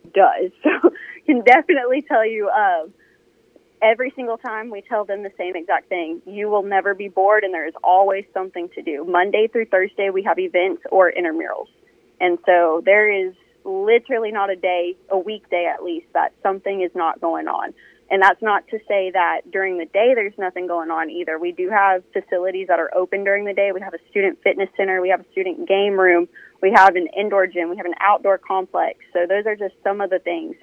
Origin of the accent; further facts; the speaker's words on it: Austin, Texas, United States; moved away as an adult; also born or lived in Odessa, Texas / Greeneville, Tennessee; now in Mississippi, United States; I was actually born and raised in Austin, Texas